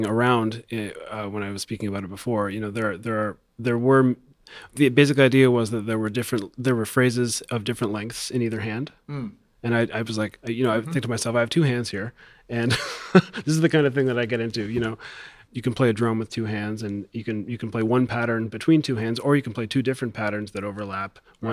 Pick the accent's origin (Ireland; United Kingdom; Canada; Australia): Canada; Toronto, Ontario; I'm from Toronto, yes, not Montreal.